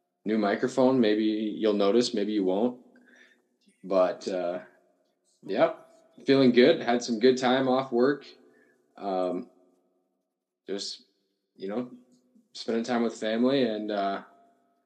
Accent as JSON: {"language": "English", "region": "South Dakota", "country": "United States", "said": "I'm from South Dakota"}